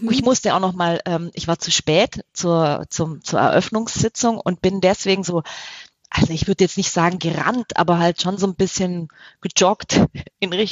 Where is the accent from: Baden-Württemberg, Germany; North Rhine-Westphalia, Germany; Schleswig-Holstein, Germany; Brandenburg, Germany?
Baden-Württemberg, Germany; Spätzle. Ich komme aus